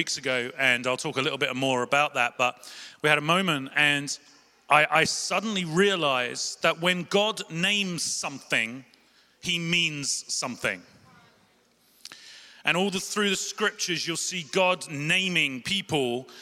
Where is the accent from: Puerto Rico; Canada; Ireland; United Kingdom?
United Kingdom; London; I'm from South London. We talk quick